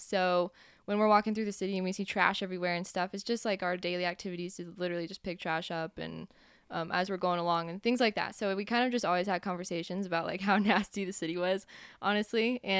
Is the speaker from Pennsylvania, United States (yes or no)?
no; Texas, United States; also born or lived in Colorado / Mexico; now in Kansas City, United States; So I was born here. I moved around a lot. So I was here until, I was 6 and then moved to Texas, and I was in Texas for a really long time, and then Colorado, and then Mexico for a little while, and back here.